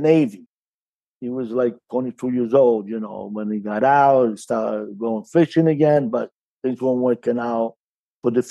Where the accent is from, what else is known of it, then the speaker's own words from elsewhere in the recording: Carini, Sicily, Italy; also born or lived in New York City; now in United States; I was born in Carini, Sicily, province of Palermo